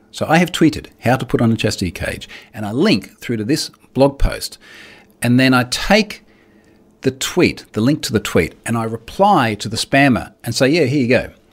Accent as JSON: {"language": "English", "country": "Australia", "said": "I'm Australian"}